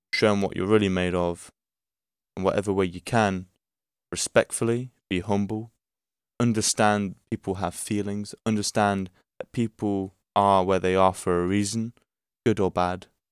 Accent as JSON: {"language": "English", "country": "Portugal", "said": "I'm from Portugal"}